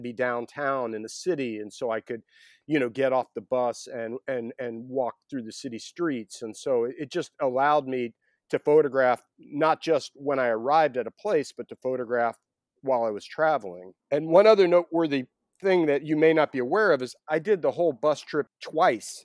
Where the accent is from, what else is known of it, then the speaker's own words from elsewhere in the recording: Atlanta, Georgia, United States; I grew up in Atlanta